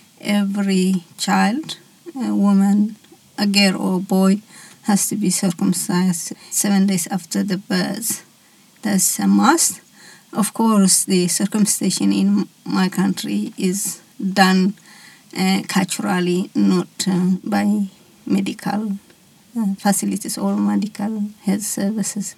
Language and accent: English; Eritrea; now in Australia; I am from Eritrea, which Eritrea is in Northeast Africa